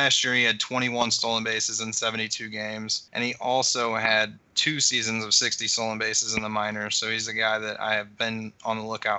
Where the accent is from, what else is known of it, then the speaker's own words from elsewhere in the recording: St. Louis, Missouri, United States; I'm from St. Louis